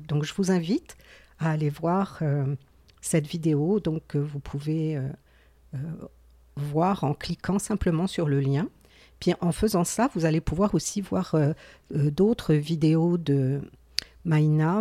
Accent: Gaspésie, Quebec, Canada; accent: Gaspésie; mon accent de la Gaspésie

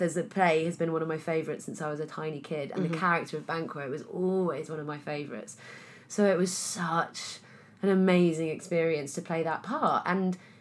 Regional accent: Pembrokeshire, southwest Wales, United Kingdom; now in London, United Kingdom; I was brought up in Wales

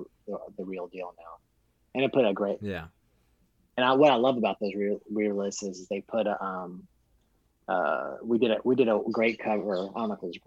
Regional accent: Kentucky, United States; also born or lived in Louisville / Colorado; we're from Kentucky

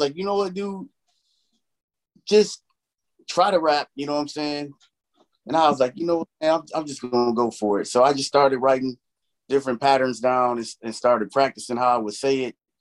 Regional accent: Chicago, Illinois, United States; I grew up in Chicago

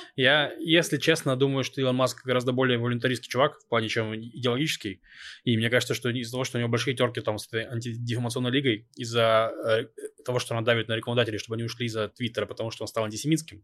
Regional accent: Novosibirsk, Novosibirsk Oblast, Russia; now in Israel; я рос в Новосибирске, в очень благополучном районе.

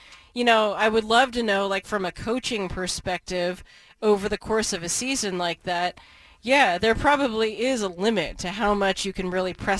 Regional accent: Portland, Oregon, United States; somebody who lives here, who, I guess, growing up in Portland

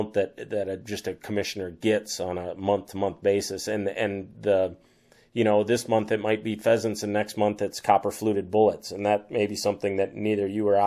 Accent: Sisseton, South Dakota, United States; coming from where I grew up in Siston, I mean, that was, you know, northeast South Dakota

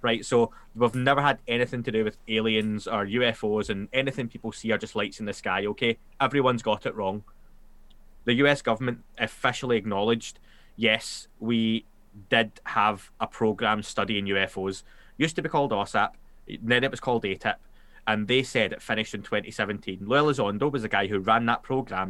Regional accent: Glasgow, Scotland, United Kingdom; accent: Glaswegian; I'm Scot- a Scottish

